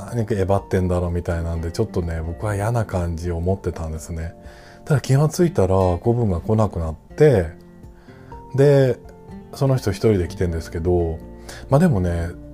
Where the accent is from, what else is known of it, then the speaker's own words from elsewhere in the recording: Ota, Tokyo, Japan; 僕は小さい頃育ったところっていうのは東京都大田区なんですけど、まあ、その生まれ育ったっていうのもあって